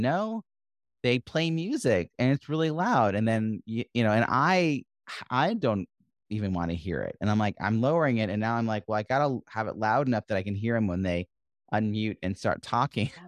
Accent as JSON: {"language": "English", "region": "New York", "country": "United States", "tie": "born or raised there", "said": "I'm raised New Yorker"}